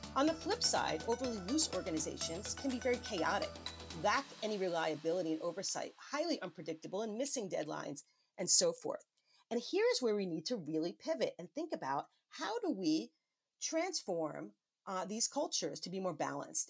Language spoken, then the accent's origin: English; New York City, New York, United States; my home state of New York City